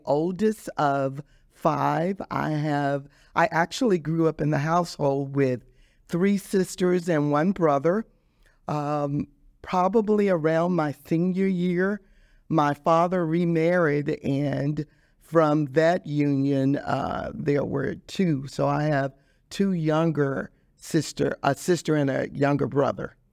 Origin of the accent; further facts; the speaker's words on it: Dallas, Texas, United States; I grew up in Dallas, Texas